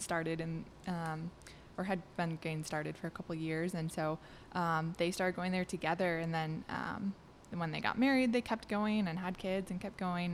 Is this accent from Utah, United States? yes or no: no; southeast Wisconsin, United States; I was born in Wisconsin. Um, that's where our church was in, in southeast Wisconsin. And I actually, um, I, my parents still live in the house I grew up